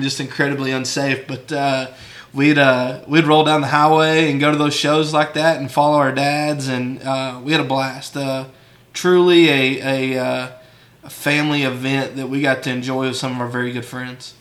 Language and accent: English; San Angelo, Texas, United States; born and raised in San Angelo